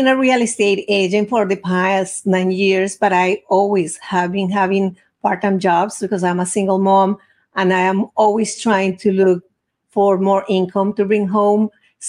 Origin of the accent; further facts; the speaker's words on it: Bogotá, Colombia; English is a second language; now in Boca Raton, United States; I was born and raised in Bogota, Colombia, South America, and now I am living in Florida, Boca Raton.